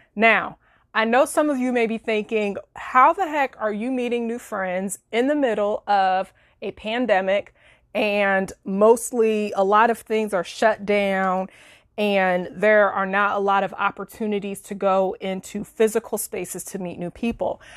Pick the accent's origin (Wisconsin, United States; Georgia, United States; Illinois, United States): Illinois, United States; moved away as an adult; now in Florida, United States; we relocated across the country from Illinois to Florida late last year in twenty nineteen. And we were both living in my hometown at the time